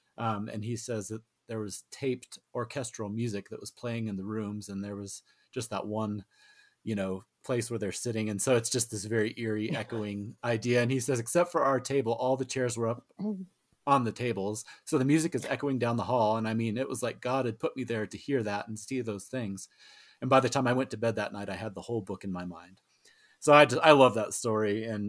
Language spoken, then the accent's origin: English; Colorado, United States; I have to do some justice to my home state, because this is probably the most famous book that was set in Colorado.